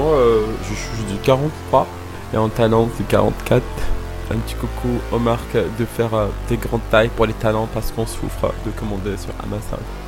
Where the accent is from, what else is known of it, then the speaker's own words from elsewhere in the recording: Morocco; moved away as an adult; now in France; je viens du Maroc